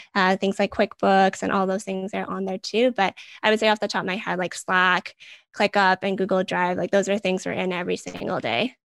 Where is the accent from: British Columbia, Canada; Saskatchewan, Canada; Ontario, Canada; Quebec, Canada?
British Columbia, Canada; Vancouver; I'm born and raised in Vancouver